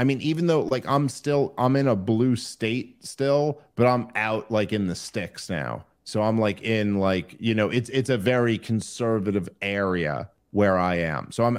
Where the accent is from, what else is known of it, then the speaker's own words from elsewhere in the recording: New York City, New York, United States; my wife is from the suburbs, and I was from New York City